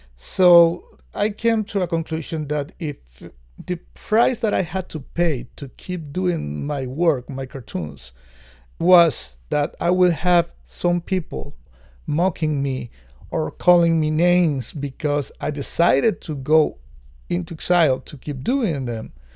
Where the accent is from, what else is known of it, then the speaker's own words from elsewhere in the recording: Nicaragua; I come from Nicaragua